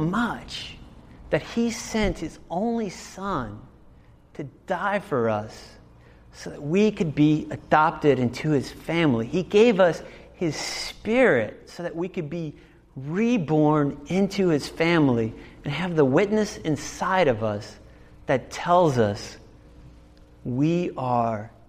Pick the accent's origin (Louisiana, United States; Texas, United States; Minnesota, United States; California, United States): Louisiana, United States; New Orleans; moved away; also born or lived in Berlin; I'm originally from New Orleans